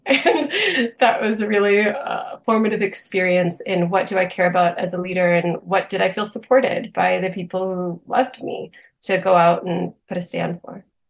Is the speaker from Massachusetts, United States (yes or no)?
yes; Boston, Massachusetts, United States; moved away as an adult; also born or lived in Austin, Texas; I'm originally from the Boston area